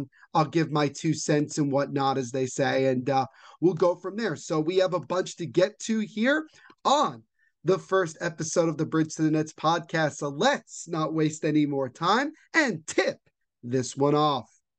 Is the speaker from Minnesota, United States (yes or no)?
no; New Jersey, United States; First and foremost, I am from Central New Jersey. Yes, it does exist for anybody who's in this state or I understand what I'm referring to.